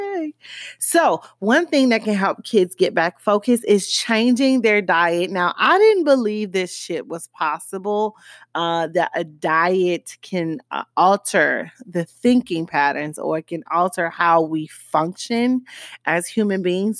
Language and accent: English; Miami, Florida, United States; accent: Miami; my Miami accent